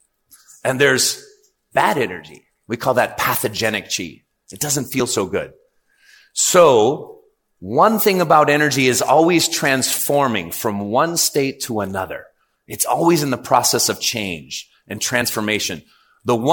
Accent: California, United States; I'm from California

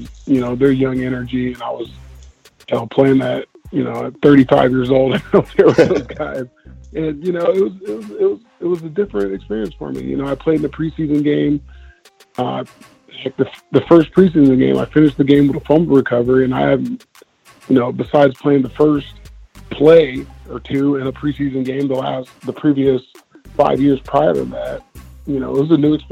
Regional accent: Southern California, United States; I grew up in Southern Cal.

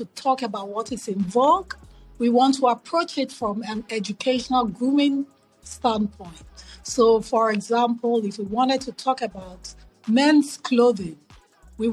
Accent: Accra, Greater Accra, Ghana; moved away as an adult; also born or lived in New York City / Philadelphia; now in United States; So growing up in Ghana, I grew up in Accra

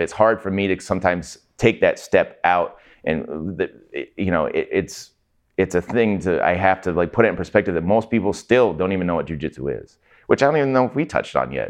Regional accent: Everett, Washington, United States; I grew up in Everett

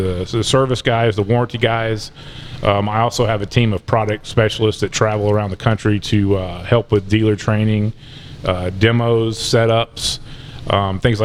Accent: Georgia, United States; I'm from Georgia

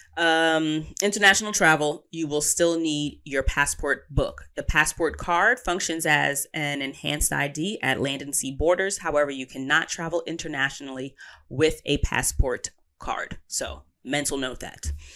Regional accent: United States; As an American, our passport has pretty substantial weight

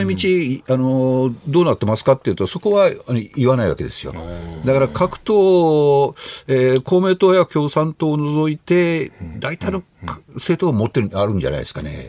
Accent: Fukui, Japan; moved away; 僕はあの福井県の出身で

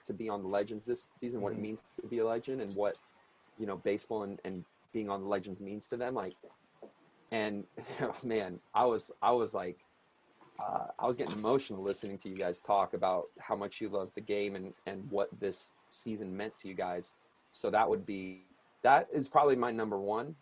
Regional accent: Long Beach, California, United States; where I grew up in Southern California and at Long Beach

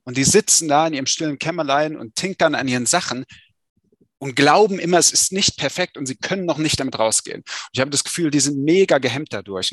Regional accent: Saalfeld, Thuringia, Germany; moved away as an adult; now in Berlin, Germany; ursprünglich komme ich äh, aus äh, Saalfeld an der Saale in Südthüringen und wie du schon sagtest, ne, aus, einer, aus einer Angestelltenfamilie, Arbeiterfamilie. Ähm, und äh, ja, bin dort zur Schule gegangen

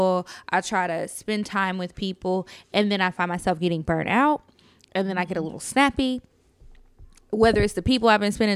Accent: Natchitoches, Louisiana, United States; now in Texas, United States; It's in my hometown, Natchitoches, Louisiana.

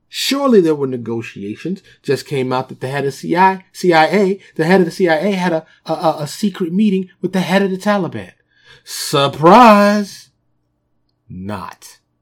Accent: New York City, New York, United States; moved away as an adult; also born or lived in Dallas suburb, Texas; now in Dallas, United States; born and raised in New York, I live in, uh, suburb of Dallas now

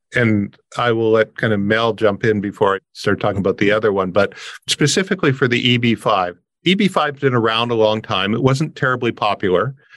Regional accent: Windsor, Ontario, Canada; I'm a Canadian, but I grew up on the border

